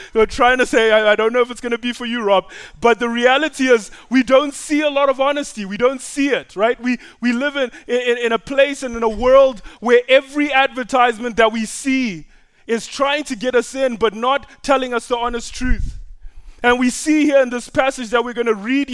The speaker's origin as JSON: {"language": "English", "country": "Zimbabwe", "tie": "born or raised there", "moved": "yes", "said": "I'm Zimbabwean because I was born in Zimbabwe"}